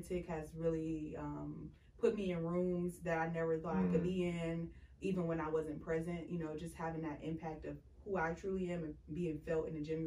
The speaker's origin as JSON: {"language": "English", "town": "Cleveland", "region": "Ohio", "country": "United States", "said": "we are all from Cleveland"}